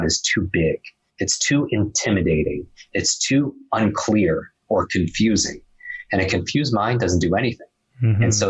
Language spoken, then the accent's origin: English; Northeast, United States; I grew up in the Northeast